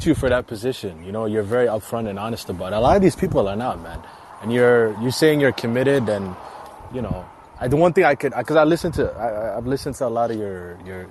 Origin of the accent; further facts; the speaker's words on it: Mogadishu, Somalia; moved away; I'm from Somalia, so I'm in my 40s.